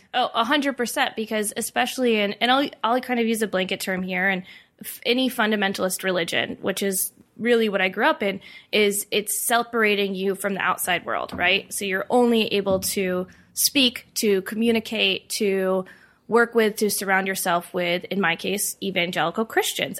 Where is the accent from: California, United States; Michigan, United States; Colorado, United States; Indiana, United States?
Indiana, United States; moved away as an adult; now in Denver, United States; I grew up um, in Indiana